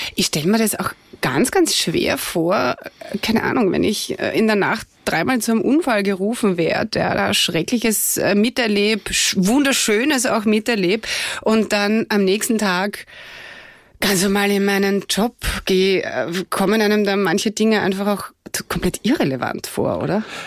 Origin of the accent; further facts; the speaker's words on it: Austria; bei uns in Österreich